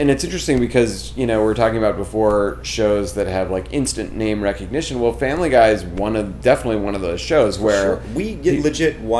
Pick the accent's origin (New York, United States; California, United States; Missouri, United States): New York, United States; I'm I'm a New Yorker. The the comedy that I generate is inherently more real, right?